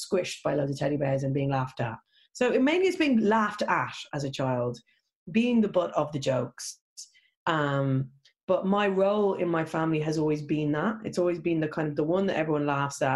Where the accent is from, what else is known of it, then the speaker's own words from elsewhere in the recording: Ireland; being Irish